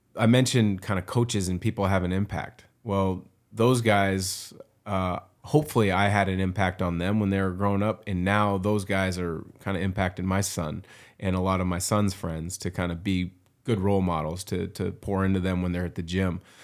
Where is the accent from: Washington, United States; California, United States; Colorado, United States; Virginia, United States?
Washington, United States; Vancouver; I was still growing up in Vancouver, Washington